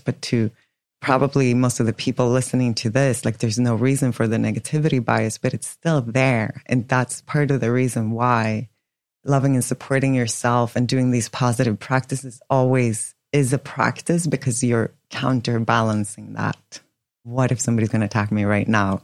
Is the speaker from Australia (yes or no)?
no; Sweden; moved away as an adult; also born or lived in New York; now in Miami, United States; born and raised in Sweden. So I was in Sweden until I was 25